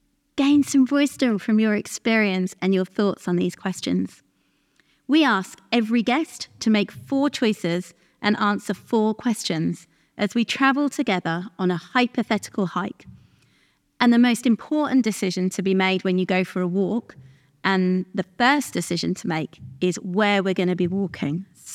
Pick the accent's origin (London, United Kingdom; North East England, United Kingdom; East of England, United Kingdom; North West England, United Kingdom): North East England, United Kingdom; accent: Geordie; I'm also from the northeast, though it's not as easy to tell from my accent.